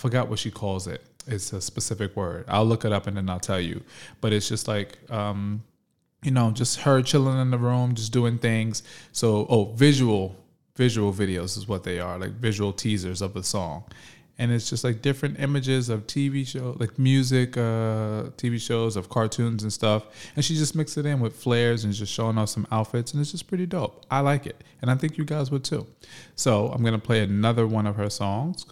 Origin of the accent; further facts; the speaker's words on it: New York, United States; my hometown, New York, Harlem.